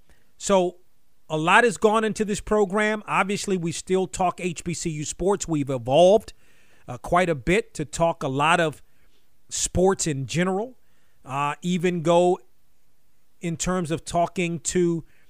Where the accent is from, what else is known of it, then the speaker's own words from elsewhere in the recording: Washington, District of Columbia, United States; I grew up in the Washington area